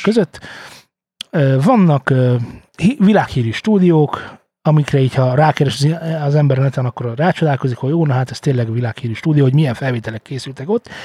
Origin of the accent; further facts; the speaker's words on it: Hungary; Magyarok vagyunk